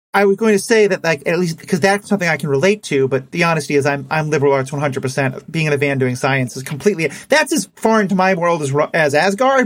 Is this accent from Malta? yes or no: no; New York City, New York, United States; And I grew up in New York City